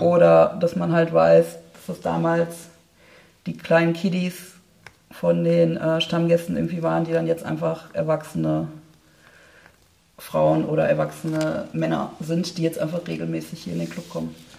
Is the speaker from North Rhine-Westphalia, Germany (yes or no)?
yes; Oberhausen, North Rhine-Westphalia, Germany; ich komme ja ursprünglich aus Oberhausen